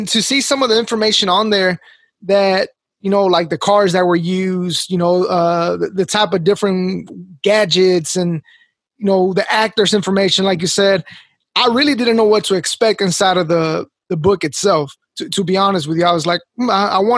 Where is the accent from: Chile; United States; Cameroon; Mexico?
Mexico; moved away; I was born in Mexico